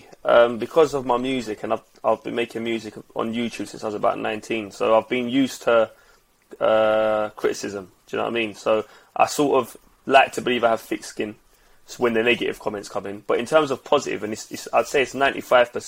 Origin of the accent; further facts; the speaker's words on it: London, United Kingdom; we're from Lewisham